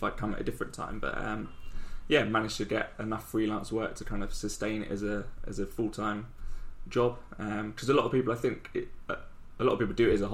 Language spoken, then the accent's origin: English; London, United Kingdom; moved away as an adult; also born or lived in Nottingham; now in Ho Chi Minh City, Vietnam; Bordering Surrey, but yeah, London, Croydon.